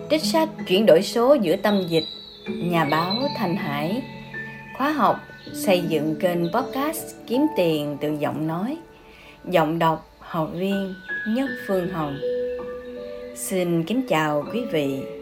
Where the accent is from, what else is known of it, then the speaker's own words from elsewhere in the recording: Phú Xuyên, Hanoi, Vietnam; mình đến từ Phú Xuyên.